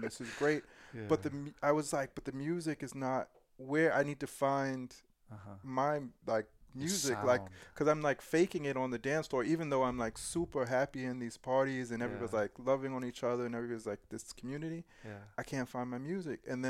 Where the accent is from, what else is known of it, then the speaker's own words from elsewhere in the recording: New York, United States; moved away as an adult; also born or lived in Berlin; growing up in New York, it was like hip-hop R&B, some pop music